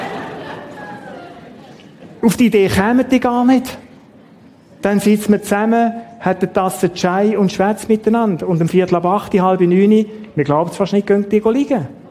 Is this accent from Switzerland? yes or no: yes; Switzerland; wir Schweizer